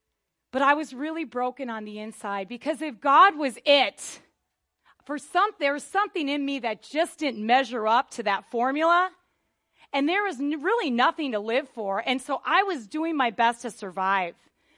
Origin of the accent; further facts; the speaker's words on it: Wisconsin, United States; But I wasn't raised in Southern California. I was raised in Northern Wisconsin. I lived in the country, and we were like the only church in like, 100 miles or something like that.